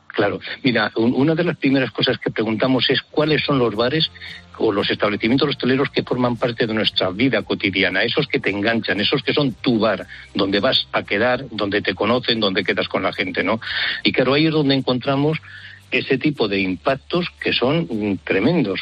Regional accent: a village in Soria, Castile and León, Spain; en mi pueblo, 760 habitantes, soy un pueblo de Soria

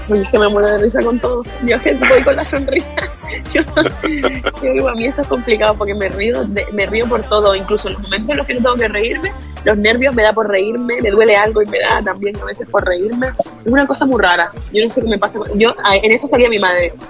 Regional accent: Canary Islands, Spain; como buena canaria

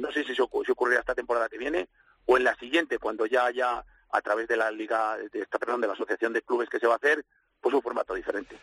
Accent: Valladolid, Castile and León, Spain; yo como vallisoletano

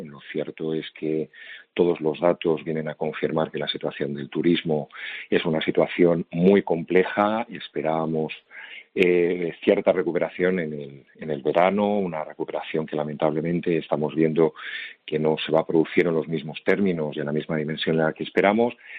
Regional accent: Spain; como español y además como funcionario

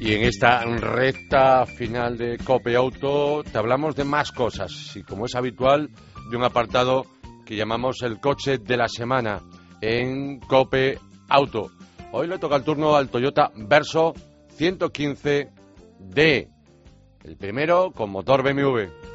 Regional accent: Vigo, Galicia, Spain; Campeonato de España de rallies de asfalto en mi tierra

